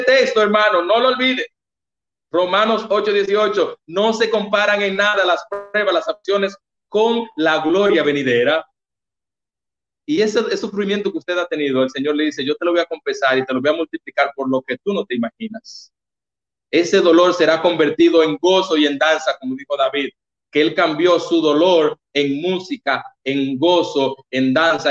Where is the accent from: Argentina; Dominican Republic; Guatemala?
Dominican Republic; Baní, Peravia; me mandaron a la sucursal de donde yo soy, que soy de Baní